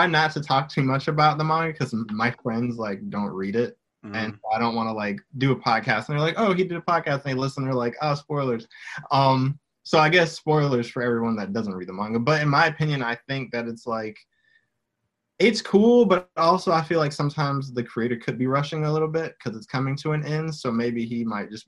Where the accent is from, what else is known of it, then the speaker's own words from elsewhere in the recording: Atlanta, Georgia, United States; also born or lived in Fayetteville, Georgia; I'm born and raised here in Atlanta, Georgia. That's where I'm from.